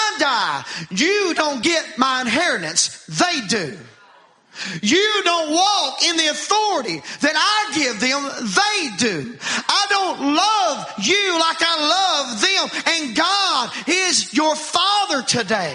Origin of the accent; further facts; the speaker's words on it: United States; I grew up in Wallens Creek